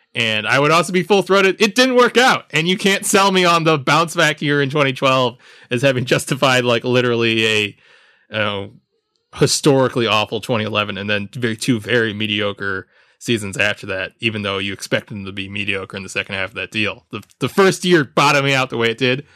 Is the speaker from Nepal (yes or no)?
no; Jamaica; As a Jamaican